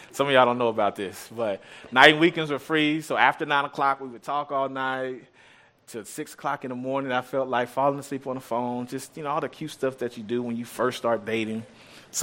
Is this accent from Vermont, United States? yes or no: no; Austin, Texas, United States; I'm from Austin area. Grew up on the east side of Austin